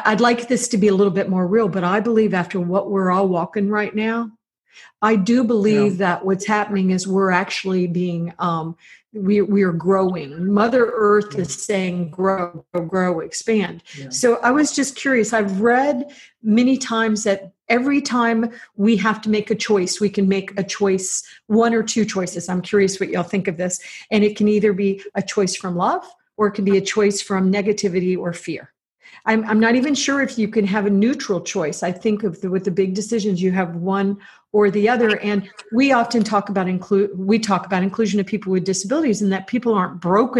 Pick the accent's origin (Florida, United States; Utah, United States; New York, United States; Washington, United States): Florida, United States; I'm from Florida.